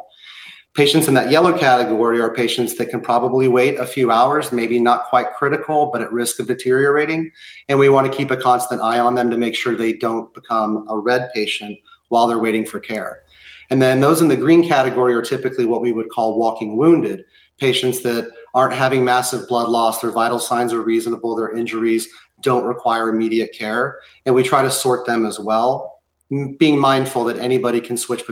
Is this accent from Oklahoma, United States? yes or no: yes; Oklahoma City, Oklahoma, United States; moved away; also born or lived in Boston; I'm from Oklahoma City, where my dad was one of the first firefighters in the Murrah building after the bombing.